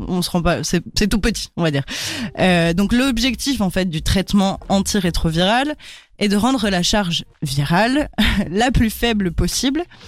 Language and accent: French; France; je suis française